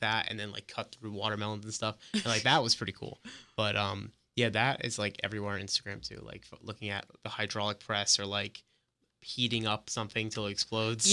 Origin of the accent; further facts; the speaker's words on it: New York, United States; also born or lived in Orlando, Florida; now in Gainesville, United States; I'm originally from New York, but I moved down to Orlando a few years back